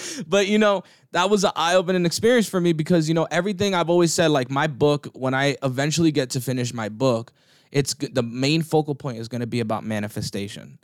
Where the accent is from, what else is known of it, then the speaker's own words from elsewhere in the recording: New Jersey, United States; I grew up in New Jersey. I grew up in North Jersey